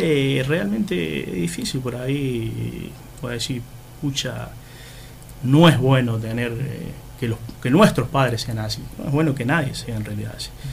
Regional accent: Oncativo, Córdoba, Argentina; moved away as an adult; now in Laguna Larga, Argentina; también soy nacido en Oncativo, sí, y después, bueno, por cuestiones de, trabajo, eh, me vine a vivir acá, en el 98.

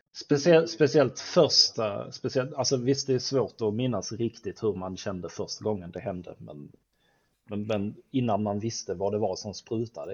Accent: Sweden; som svensk

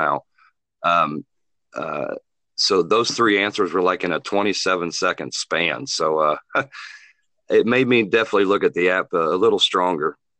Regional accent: Muncie, Indiana, United States; now in Wilmington, Illinois, United States; my hometown, Muncie, Indiana

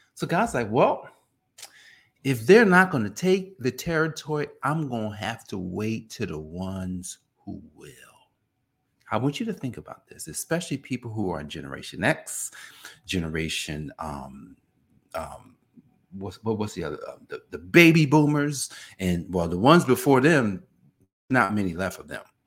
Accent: Newark, New Jersey, United States; I grew up in Newark, New Jersey.

